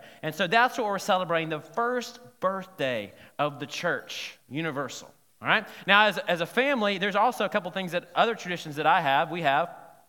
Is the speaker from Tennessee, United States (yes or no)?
no; Selma, Alabama, United States; Now, when I was growing up in Alabama and Selma, we only had a couple of restaurants to choose from.